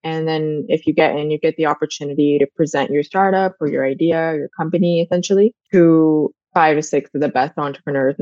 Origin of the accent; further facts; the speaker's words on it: India; moved away; I grew up in India and I actually had my family all around me all the time.